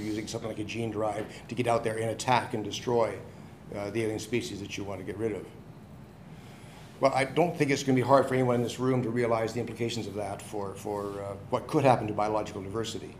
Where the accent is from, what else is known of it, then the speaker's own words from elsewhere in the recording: Winnipeg, Manitoba, Canada; I come from Winnipeg in Canada